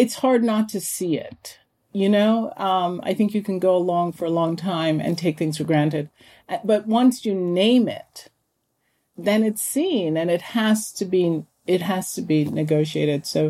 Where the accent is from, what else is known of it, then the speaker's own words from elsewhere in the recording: Jamaica; now in United States; I was born in Jamaica.